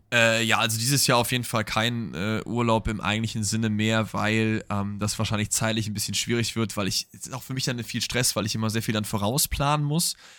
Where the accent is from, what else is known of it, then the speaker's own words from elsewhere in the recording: Germany; wir als Deutsche